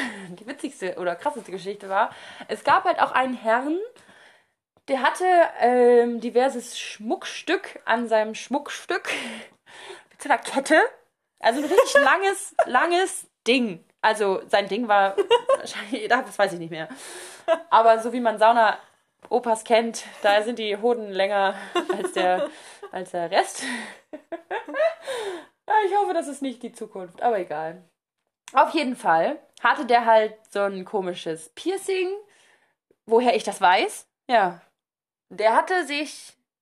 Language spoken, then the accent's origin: German; Germany; ich bin halt Deutscher